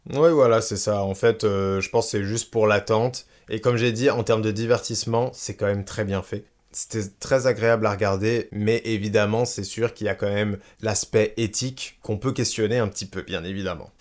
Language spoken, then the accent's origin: French; France; chez nous en France